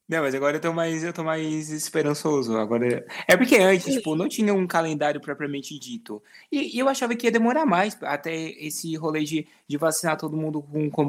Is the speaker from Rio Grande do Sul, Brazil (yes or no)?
yes; Rio Grande do Sul, Brazil; eu sou do Rio Grande do Sul